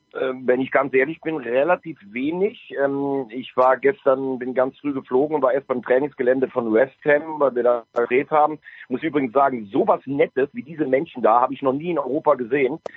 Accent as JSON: {"language": "German", "region": "Styria", "country": "Austria"}